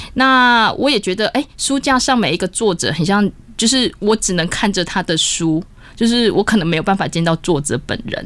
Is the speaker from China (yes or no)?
no; Taiwan; 我们台湾人可能说不能种桑葚